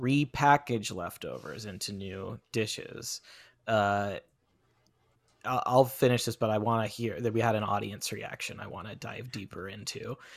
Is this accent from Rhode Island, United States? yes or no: no; Federal Way, Washington, United States; my hometown of Federal Way, Washington